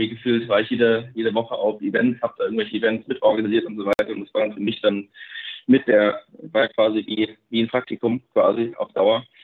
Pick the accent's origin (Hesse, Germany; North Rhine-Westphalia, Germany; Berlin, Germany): Hesse, Germany; Darmstadt; ich bin ja selber aus Darmstadt selber